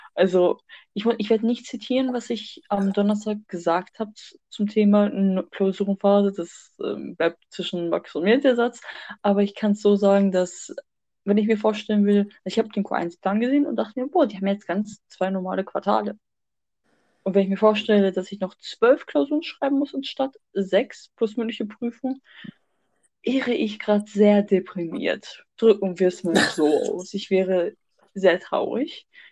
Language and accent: German; Germany; wir als Deutsche